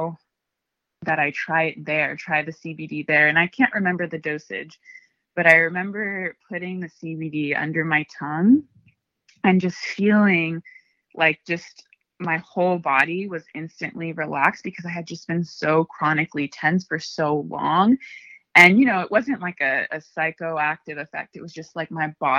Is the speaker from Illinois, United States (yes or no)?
no; Ventura County, California, United States; also born or lived in Oxnard; I'm from Ventura County